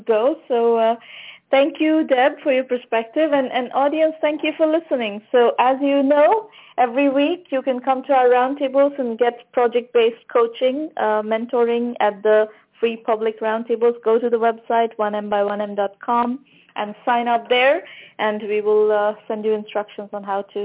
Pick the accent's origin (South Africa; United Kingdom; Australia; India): India; now in United States; I'm Indian originally, even though I've been in the U.S. now for a very long time